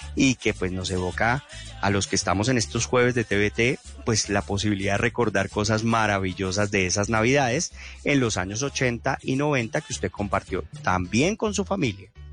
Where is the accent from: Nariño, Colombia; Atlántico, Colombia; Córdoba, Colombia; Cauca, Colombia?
Cauca, Colombia; Popayán; en Popayán, de donde yo vengo